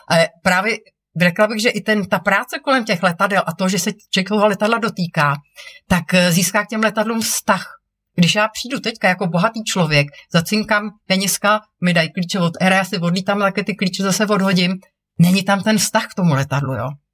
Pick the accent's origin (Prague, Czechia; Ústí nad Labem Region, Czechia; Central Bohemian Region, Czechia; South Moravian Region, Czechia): Prague, Czechia; jako mlá holka, jsem lekla modílky v letecko-modelářském klubu Praha 6